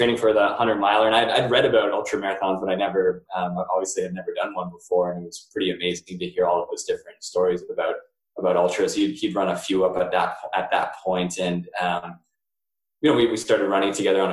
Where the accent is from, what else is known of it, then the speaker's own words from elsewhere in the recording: Chatham, Ontario, Canada; now in Georgetown, Canada; I grew up in Chatham, Ontario